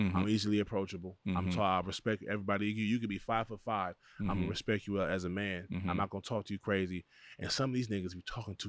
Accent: Los Angeles, California, United States; But we're Craig from Pasadena. I'm from South Central. We from here.

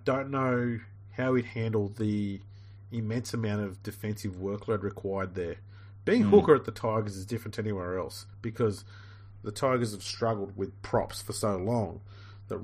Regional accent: Australia; I'm from the bush, mate. We don't even have Mercedes out there at all.

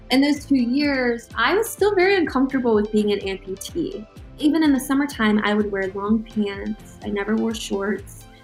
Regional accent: Baltimore, Maryland, United States; Michael Phelps, you know, I'm from Baltimore. I got to train with that group.

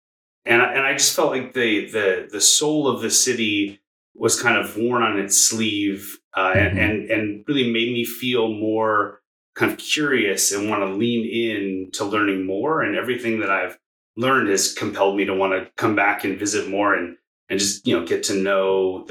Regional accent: Bay Area, California, United States; moved away as an adult; now in Tulsa, United States; I grew up in the Bay Area

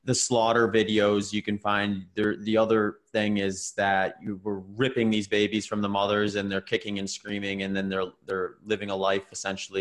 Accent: Wisconsin, United States; moved away; I'm from Wisconsin originally

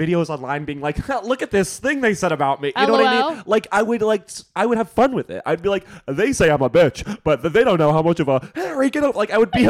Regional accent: United States; as an American

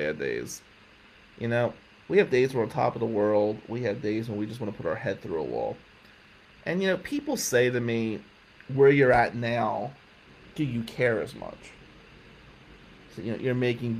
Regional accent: United States; moved away as an adult; also born or lived in Lansing, Michigan; This was my hometown team.

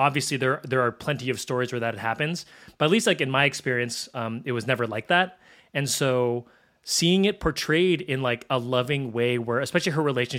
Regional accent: Philippines; so I'm Filipino, and there's a very similar, you know, live-in, babysitter, live-in housekeeper in the Philippines.

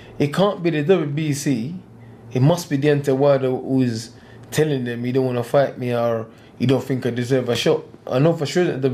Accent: United Kingdom; I'm British as well

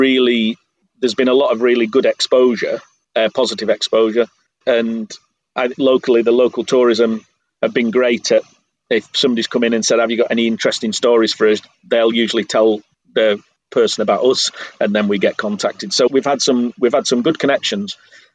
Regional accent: Yorkshire and the Humber, United Kingdom; moved away as an adult; now in Štrigova, Croatia; I come from a culture where I just believe that I'm lucky enough to have been born in Yorkshire

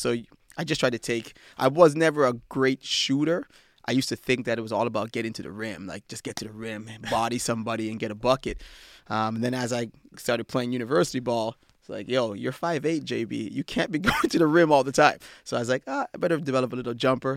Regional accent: Ottawa, Ontario, Canada; moved away; I grew up in, uh, Ottawa, Ontario

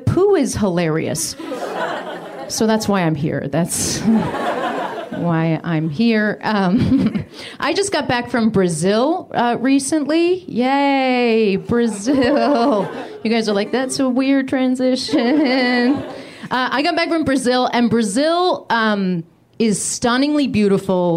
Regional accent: United Kingdom; moved away; When I was a kid, I grew up in the UK

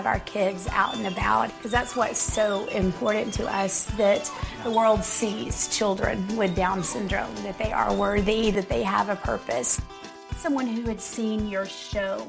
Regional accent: Frisco, United States; I was born and raised in Frisco

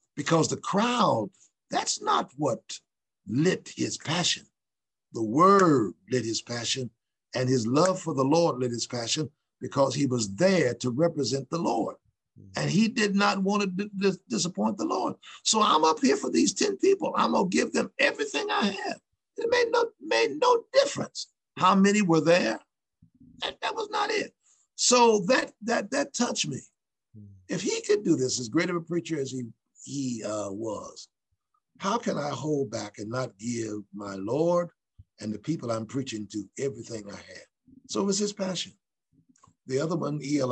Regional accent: Ohio, United States; Newark, N E W A R K, Ohio, which is uh, not far from our state's capital, state capital, which is Columbus

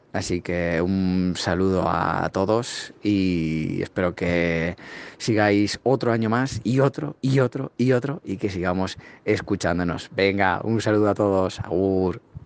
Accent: Spain; yo, que soy de España

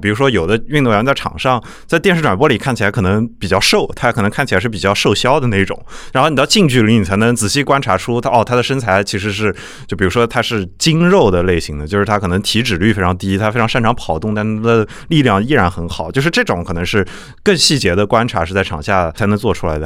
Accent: Nanjing, Jiangsu, China; 因为我是南京人

